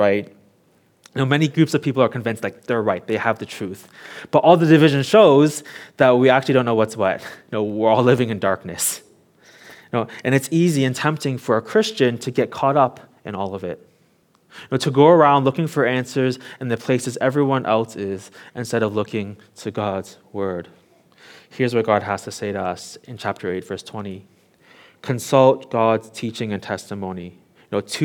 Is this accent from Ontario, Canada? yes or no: yes; Toronto, Ontario, Canada; now in Hong Kong; I grew up in Toronto, Canada